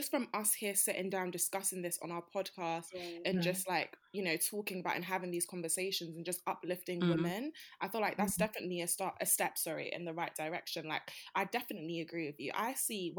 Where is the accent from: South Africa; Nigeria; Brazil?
Nigeria; we're all Nigerian